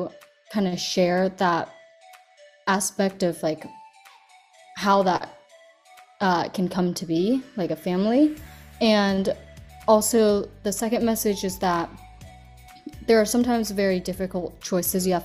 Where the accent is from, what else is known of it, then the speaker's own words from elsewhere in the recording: California, United States; also born or lived in China; I was born in China, but I was raised in California